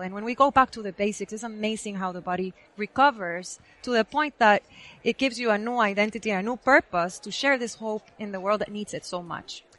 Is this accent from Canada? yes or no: no; Guatemala; moved away as an adult; now in United States; I was born and raised in Guatemala